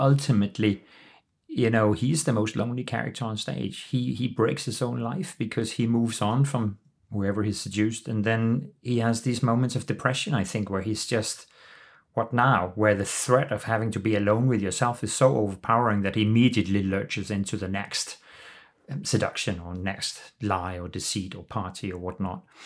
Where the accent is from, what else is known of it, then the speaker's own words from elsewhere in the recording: Copenhagen, Capital Region of Denmark, Denmark; also born or lived in London; I am the C E O of the Royal Danish Theatre in Copenhagen, my hometown and home country.